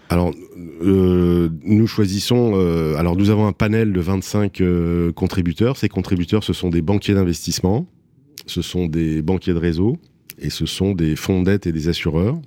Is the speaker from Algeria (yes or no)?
no; Paris, Île-de-France, France; je suis parisien, je suis né à Paris. Euh, je suis un marcheur de Paris, je marche beaucoup. Je marchais beaucoup avec mon père quand j'étais petit. Et voilà, donc euh, Paname, c'est vraiment l'endroit où j'ai grandi